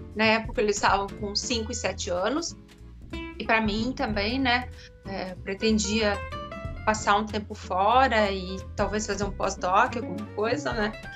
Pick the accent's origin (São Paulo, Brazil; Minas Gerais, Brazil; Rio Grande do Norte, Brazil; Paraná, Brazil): Paraná, Brazil; Curitiba; moved away as an adult; also born or lived in São José dos Campos; now in Germany; sou de Curitiba